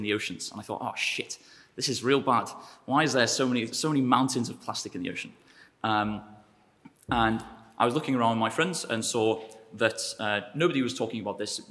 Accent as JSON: {"language": "English", "region": "North Wales", "country": "United Kingdom", "also_born_or_lived": "Durham / Cambridge", "moved": "yes", "said": "I am from North Wales."}